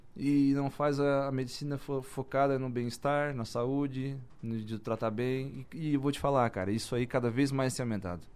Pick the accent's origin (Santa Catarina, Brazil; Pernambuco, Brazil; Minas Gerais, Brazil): Santa Catarina, Brazil; Içara; Eu sou sarense, nasci em Sara, todo mundo me conhece em Sara